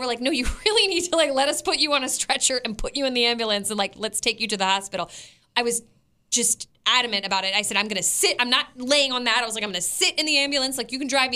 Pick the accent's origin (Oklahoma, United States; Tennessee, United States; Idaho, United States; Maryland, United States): Maryland, United States; We grew up in Maryland